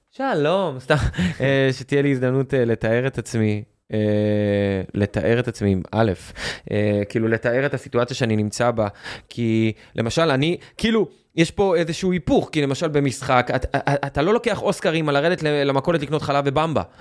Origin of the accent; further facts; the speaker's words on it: Or Yehuda, Tel Aviv District, Israel; אני גדלתי, אני גדלתי באור יהודה